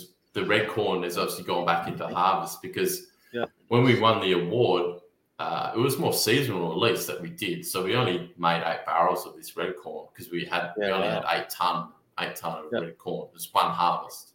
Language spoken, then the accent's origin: English; Narrogin, Western Australia, Australia; towns like Narrogin, where I'm from, or Highbury, or Bruce Rock